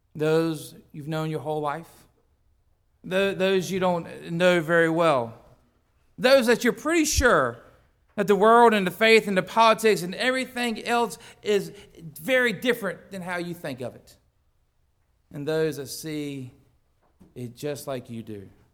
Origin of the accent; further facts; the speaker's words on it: United States; I was born in the United States where such freedom exists